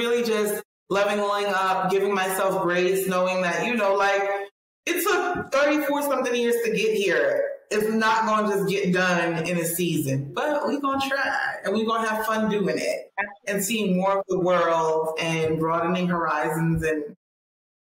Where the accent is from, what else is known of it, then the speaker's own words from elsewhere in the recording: New York, United States; I am a New Yorker